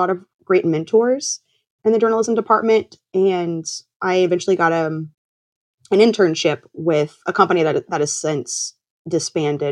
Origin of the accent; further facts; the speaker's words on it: Kansas, United States; Growing up in Kansas, you can imagine it's not the most exciting place in the world